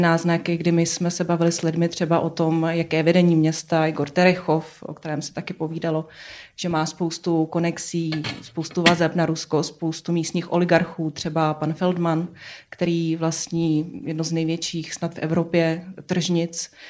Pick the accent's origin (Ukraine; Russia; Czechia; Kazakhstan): Kazakhstan; moved away; jsem původem z Kazachstánu